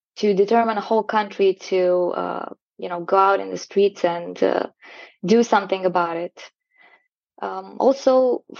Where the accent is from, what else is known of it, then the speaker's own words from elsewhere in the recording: southern Romania, Romania; now in Timișoara, Romania; I was born in a small town in the south of Romania. And now I live in a big city in the west of Romania, in Timișoara.